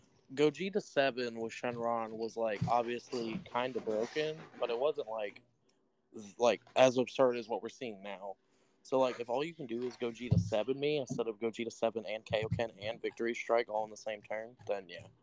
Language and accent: English; United States; because we're American